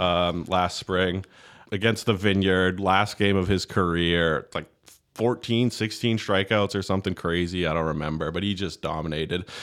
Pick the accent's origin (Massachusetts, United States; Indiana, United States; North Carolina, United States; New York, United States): Massachusetts, United States; Plainville; now in Nantucket, United States; I grew up in, uh, Plainville, Mass, um, small town right on the border with Rhode Island